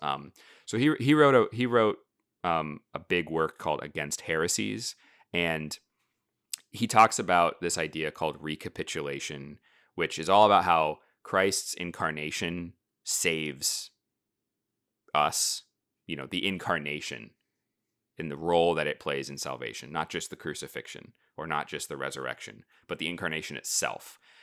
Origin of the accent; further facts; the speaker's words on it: United States; being American, modern, you know, 21st century Protestants